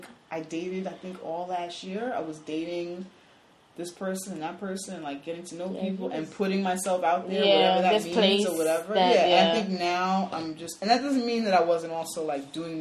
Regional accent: New York City, New York, United States; We're both from the Bronx

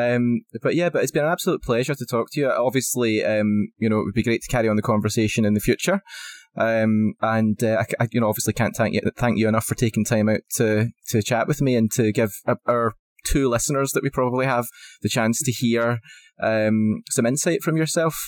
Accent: Scotland, United Kingdom; as a Scotsman, it's definitely in my blood.

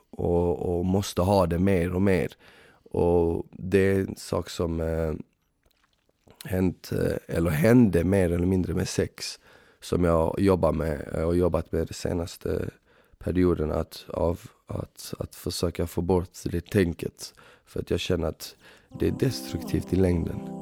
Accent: Malmö, Skåne, Sweden; moved away as an adult; now in Stockholm, Sweden; Jag kommer från Malmö ursprungligen.

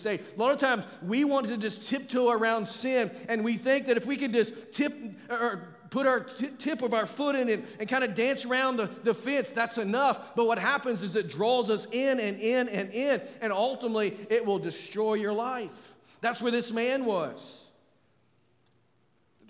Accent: Arkansas, United States; I'm from Arkansas, where we celebrate the Razorback

